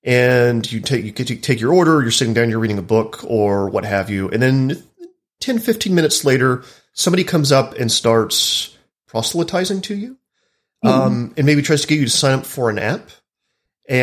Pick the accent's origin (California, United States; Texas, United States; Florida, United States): Texas, United States; Dallas; I'm from Dallas, where there are a lot of mega churches, and there's a lot of political power behind like the evangelical churches there.